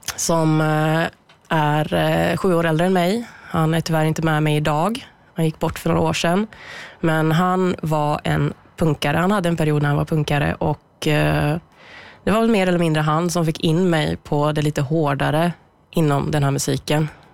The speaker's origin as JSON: {"language": "Swedish", "town": "Bollnäs", "region": "Gävleborg County", "country": "Sweden", "tie": "born or raised there", "moved": "as an adult", "lives_now": "Gothenburg, Sweden", "said": "Jag är född och uppvuxen i Bollnäs"}